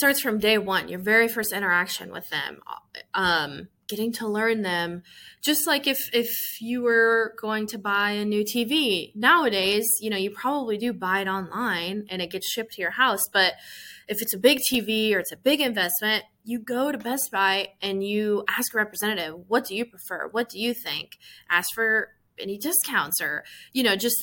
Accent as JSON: {"language": "English", "region": "Iowa", "country": "United States", "moved": "as an adult", "lives_now": "Memphis, United States", "said": "I'm from Iowa. My family's in Southeast Iowa. So moving to Memphis"}